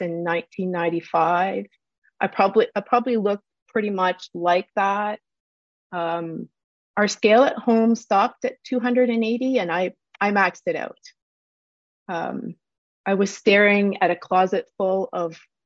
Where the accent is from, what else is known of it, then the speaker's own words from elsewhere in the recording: Canada; also born or lived in Port Hope, Ontario; I may speak French, but I also am Canadian. We tend to speak fast